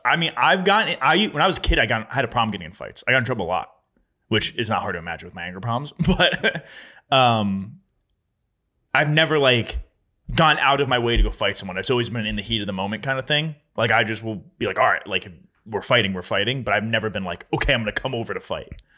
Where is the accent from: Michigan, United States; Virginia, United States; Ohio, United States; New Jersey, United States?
New Jersey, United States; my hometown